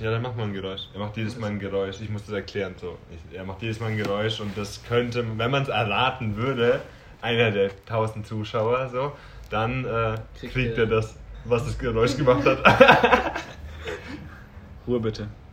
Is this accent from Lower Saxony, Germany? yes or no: no; Franconia, Bavaria, Germany; ich bin Franke